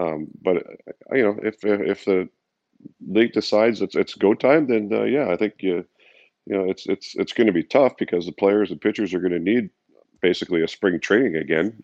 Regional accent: Canada; as a Canadian kid

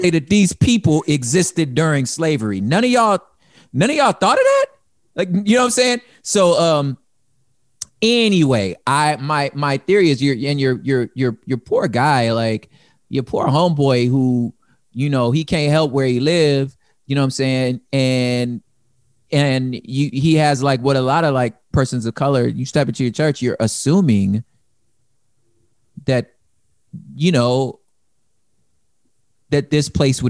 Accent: California, United States; I don't cease being a Californian. When I become a grab, I'm still a Californian.

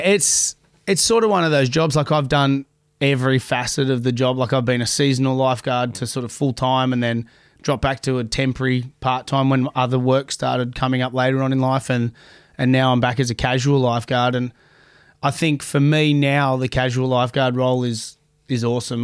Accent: Sydney, New South Wales, Australia; growing up down in Bronte

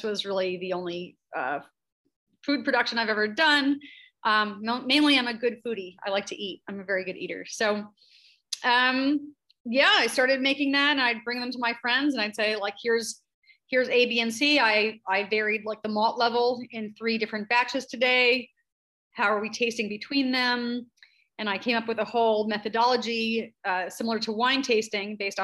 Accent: New Jersey, United States; moved away as an adult; I'm from Central Jersey, grew up eating lots of bagels.

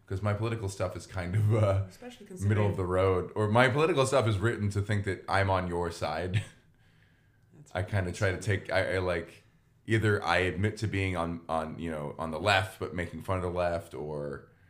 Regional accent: Cajun, Louisiana, United States; being Cajun

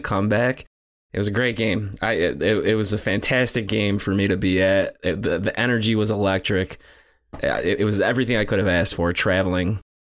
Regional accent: New York, United States; I'm from New York

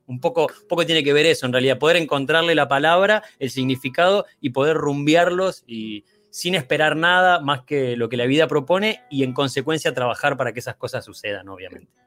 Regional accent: Bahía Blanca, Buenos Aires Province, Argentina; now in Buenos Aires, Argentina; nací en Bahía Blanca

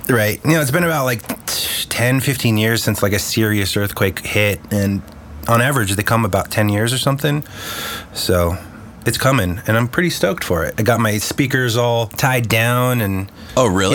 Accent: Los Angeles, California, United States; also born or lived in Chicago / San Diego; pretty much been growing up here in LA since I was six years old

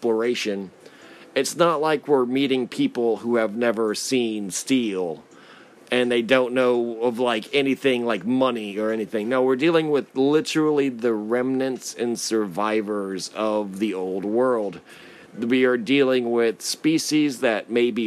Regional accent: United States; as an American

